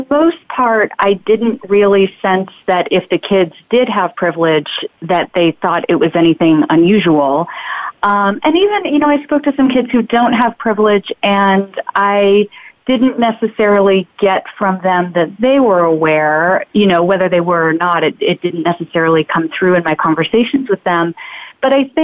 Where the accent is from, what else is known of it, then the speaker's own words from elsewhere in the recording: Phoenix, Arizona, United States; now in San Francisco, United States; I grew up in Phoenix